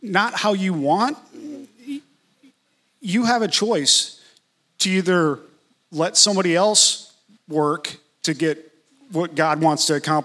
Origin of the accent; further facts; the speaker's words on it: Atlanta, Georgia, United States; I was from Atlanta